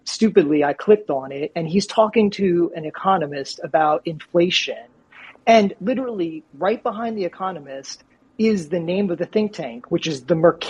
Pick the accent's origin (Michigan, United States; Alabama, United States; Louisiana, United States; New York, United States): Louisiana, United States; New Orleans; I'm from New Orleans